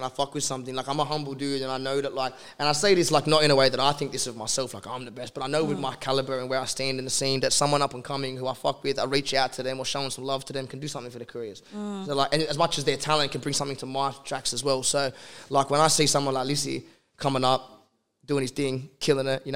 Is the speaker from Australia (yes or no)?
yes; Australia; we're Australian. We all live in Australia